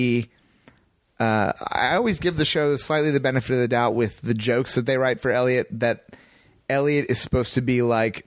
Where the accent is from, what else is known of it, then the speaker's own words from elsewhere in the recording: Missouri, United States; I grew up in Missouri